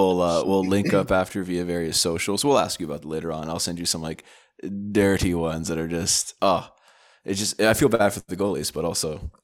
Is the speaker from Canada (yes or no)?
yes; Toronto, Ontario, Canada; We're from Toronto.